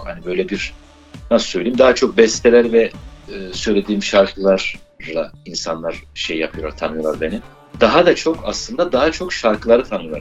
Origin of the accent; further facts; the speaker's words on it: Erzincan, Turkey; Biz Erzincanlıyız